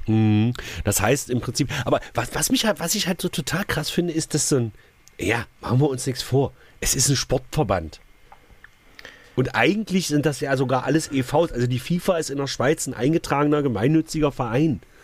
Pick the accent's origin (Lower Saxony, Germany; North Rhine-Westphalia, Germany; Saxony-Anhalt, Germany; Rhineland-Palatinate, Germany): Saxony-Anhalt, Germany; Magdeburg; als Magdeburger